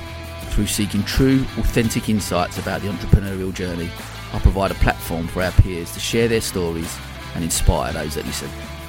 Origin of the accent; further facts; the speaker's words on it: Dagenham, London, United Kingdom; I grew up in Dagenham, you know, in not the greatest school in the world